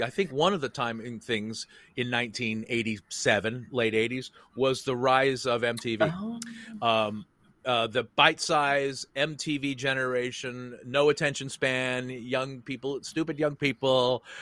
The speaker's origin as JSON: {"language": "English", "town": "San Francisco", "region": "California", "country": "United States", "tie": "born or raised there", "said": "I was born in San Francisco, grew up there"}